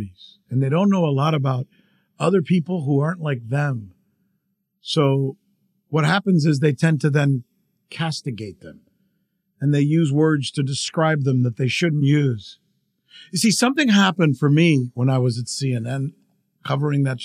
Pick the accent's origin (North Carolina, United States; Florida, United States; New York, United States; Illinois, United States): Florida, United States; South; I come from South Florida